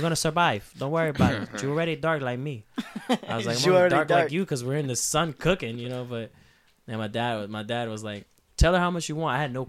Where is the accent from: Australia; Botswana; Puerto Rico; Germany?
Puerto Rico; El Negro; I grew up in El Negro, Puerto Rico. Like, it's, like, not even police show up there.